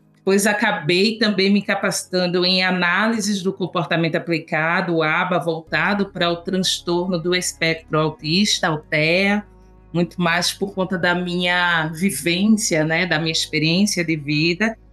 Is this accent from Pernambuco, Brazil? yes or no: yes; Recife, Pernambuco, Brazil; moved away as an adult; now in São Paulo, Brazil; sou uma nordestina, nascida e criada em Recife, Pernambuco